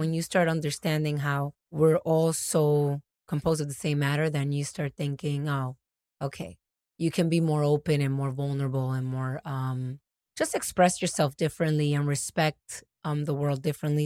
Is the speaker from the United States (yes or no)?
yes; New York, United States; also born or lived in Dominican Republic / Atlanta; I'm from New York. I, I was born in Dominican Republic. I'm an immigrant